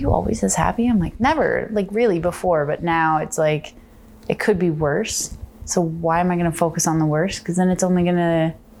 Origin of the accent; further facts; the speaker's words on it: Charlottetown, Prince Edward Island, Canada; moved away; So I grew up on the East Coast, but more specifically, Charlottetown, PEI.